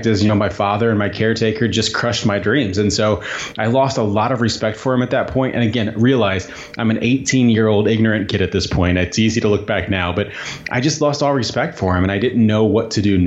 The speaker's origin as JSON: {"language": "English", "region": "Southern Indiana", "country": "United States", "tie": "born or raised there", "moved": "as an adult", "said": "I grew up in Southern Indiana"}